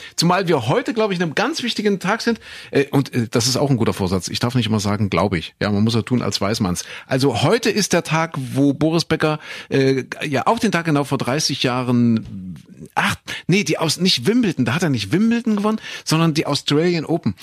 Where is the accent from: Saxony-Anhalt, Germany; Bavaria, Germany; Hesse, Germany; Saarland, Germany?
Saxony-Anhalt, Germany; Köthen; moved away; In Köthen in Sachsen-Anhalt, da bin ich geboren